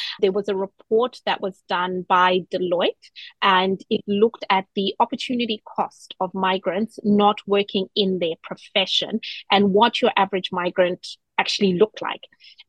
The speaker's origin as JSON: {"language": "English", "country": "New Zealand", "said": "I am also a Kiwi, so I had moved here as a New Zealand citizen."}